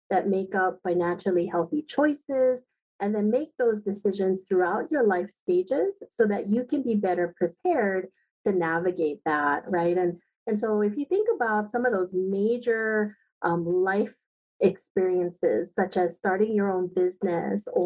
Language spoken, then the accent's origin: English; Aiea, Hawaii, United States; I am a product of this beautiful state. I grew up in Aiea. I'm a graduate of Aiea High School.